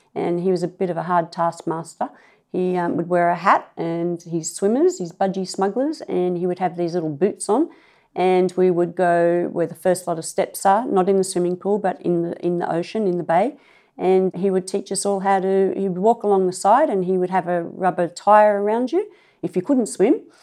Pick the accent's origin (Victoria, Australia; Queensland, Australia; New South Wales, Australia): New South Wales, Australia; Clovelly; also born or lived in Maroubra; grew up in Clovelly